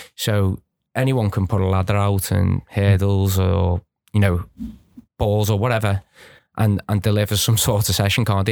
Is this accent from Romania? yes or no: no; Birkenhead, North West England, United Kingdom; where I grew up on the Wood Church